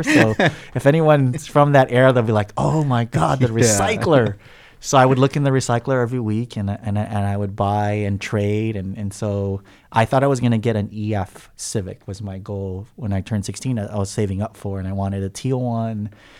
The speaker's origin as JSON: {"language": "English", "country": "Philippines", "tie": "born there", "moved": "yes", "said": "And I was born in the Philippines, actually"}